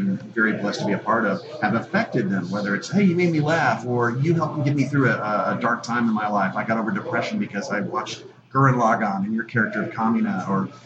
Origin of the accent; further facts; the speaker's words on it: Dallas, Texas, United States; also born or lived in Lake Charles, Louisiana; my folks moved to Dallas, so I'm basically a Texan